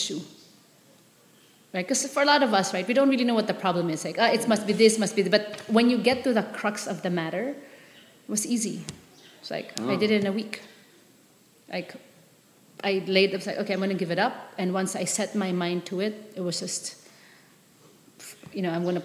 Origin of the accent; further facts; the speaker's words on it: Manila, Metro Manila, Philippines; moved away as an adult; also born or lived in San Francisco / Palawan; I grew up in Manila, so very sheltered.